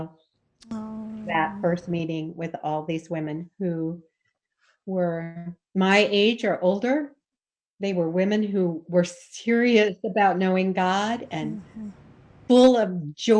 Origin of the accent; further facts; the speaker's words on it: Colorado, United States; moved away as an adult; also born or lived in New England / Chicago; I grew up in Colorado in a blue collar family